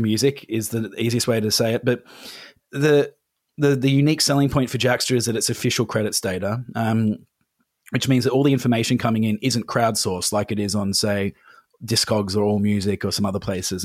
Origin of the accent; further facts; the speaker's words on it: England, United Kingdom; now in Australia; I'm from England. I don't know if you can hear it in my voice, but I went back to London